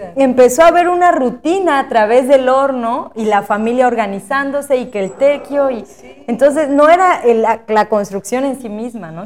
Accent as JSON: {"language": "Spanish", "town": "Asunción Ixtaltepec", "region": "Oaxaca", "country": "Mexico", "tie": "born or raised there", "also_born_or_lived": "Querétaro", "said": "quería regresar a Ixaltepec. Yo sabía que, iba a regresar, porque bueno, crecimos aquí"}